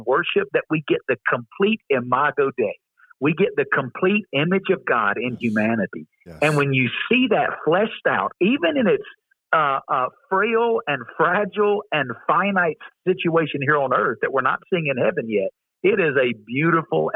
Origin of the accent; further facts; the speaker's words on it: the Bible Belt, United States; I grew up in the Bible Belt.